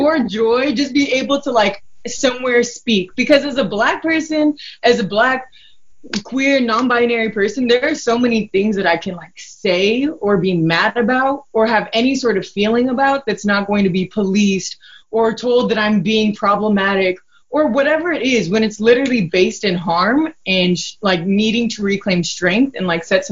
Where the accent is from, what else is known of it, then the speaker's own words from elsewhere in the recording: Nigeria; I'm from Nigeria